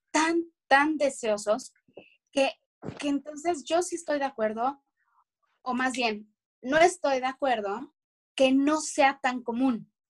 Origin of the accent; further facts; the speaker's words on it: Mexico; nosotros que somos de, de México